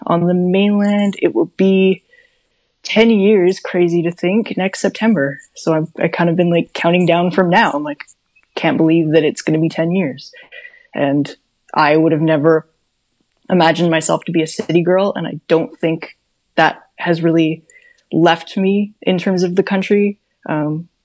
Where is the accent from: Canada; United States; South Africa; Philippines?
Canada; Vancouver Island, British Columbia; moved away as an adult; now in Vancouver, Canada; I grew up on Vancouver Island, which is, well, from where I grew up, it's about 6 hours from here.